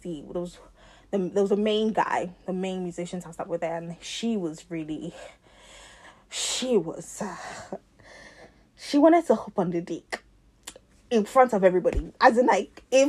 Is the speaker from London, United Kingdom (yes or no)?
yes; London, United Kingdom; I'm from South London